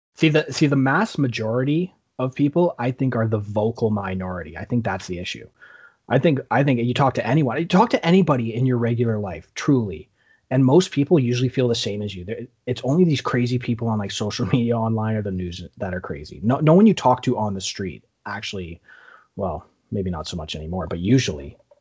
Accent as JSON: {"language": "English", "country": "Canada", "said": "we're Canadian"}